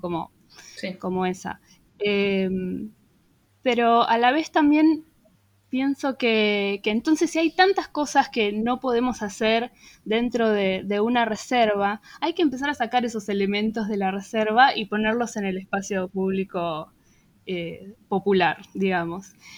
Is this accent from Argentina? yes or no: yes; Buenos Aires, Argentina; nuestra identidad como porteños